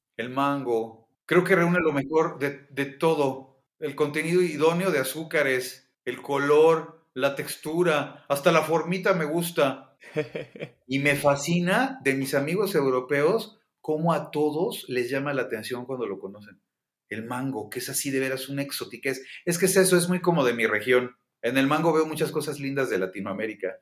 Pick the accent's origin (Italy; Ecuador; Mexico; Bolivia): Mexico